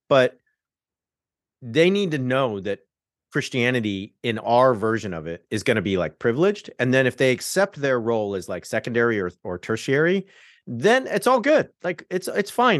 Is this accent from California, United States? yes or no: yes; Southern California, United States; I'm from Southern California, so I converted at, like, a mega church